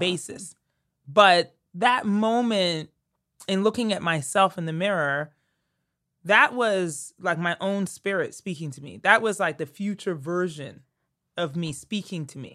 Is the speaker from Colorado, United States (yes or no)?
yes; Colorado, United States; moved away as an adult; also born or lived in Connecticut / New York City; I was from Colorado.